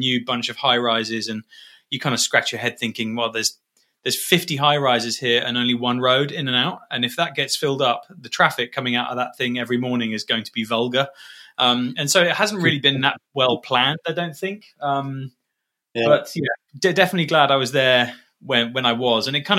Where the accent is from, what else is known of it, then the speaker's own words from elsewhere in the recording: Dubai, United Arab Emirates; moved away as an adult; I grew up in Dubai. I was born there in 81 and lived there for 18 years.